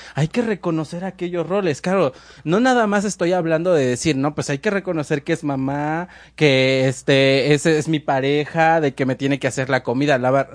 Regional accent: Mexico

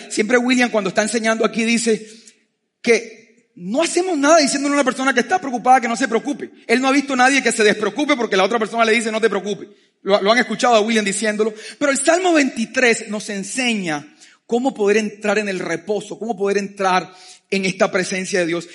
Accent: Colombia; yo nací por accidente en Colombia

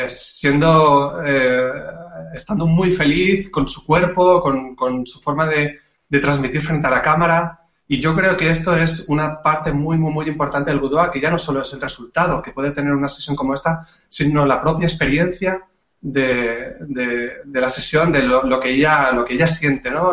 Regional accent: Catalonia, Spain; now in Andalusia, Spain; soy un catalán que vive desde hace ya muchos años en Andalucía

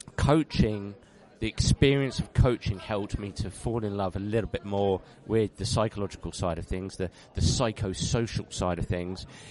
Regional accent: London, United Kingdom; I'm a Londoner, so I was born in London, and uh, I don't live in London anymore. I just live just outside of London

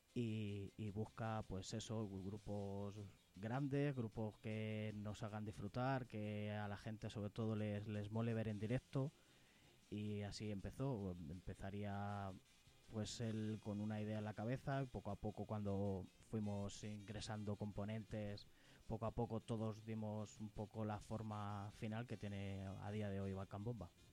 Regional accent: Toledo, Castilla-La Mancha, Spain; Nosotros somos de Toledo

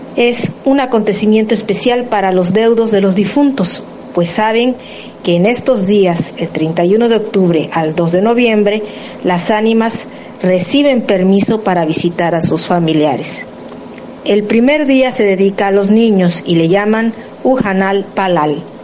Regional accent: Mexico; mexicana, cantante de lenguas originarias

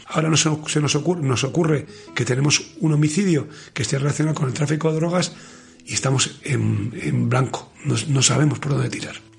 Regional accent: Basque Country, Spain; en Euskadi

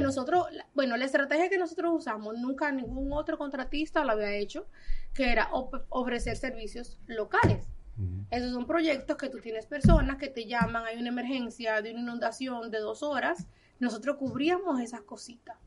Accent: Dominican Republic; moved away; no nací aquí, pero soy dominicana de pura cepa. Yo llegué a este país a los 20 días de nacida

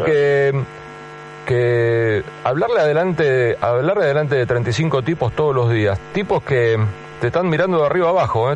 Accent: Buenos Aires, Argentina; yo viví toda la vida en Capital, Coco, nunca viví ni siquiera fuera de General Paz

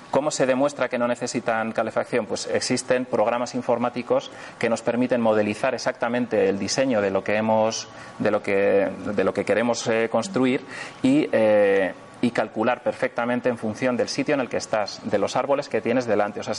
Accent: northern Spain, Spain; en una zona fría, por ejemplo en la Sierra Madrileña o en, la zona de, del norte de España, de donde yo soy

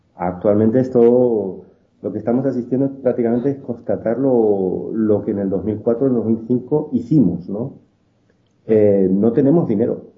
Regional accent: Spain; yo como español en España

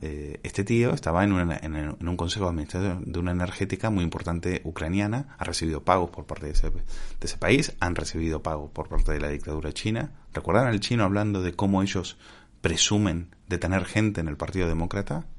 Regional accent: Spain; nosotros como españoles

